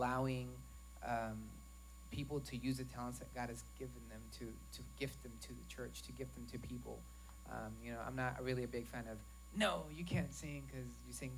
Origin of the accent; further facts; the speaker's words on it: Arkansas, United States; I'm from Arkansas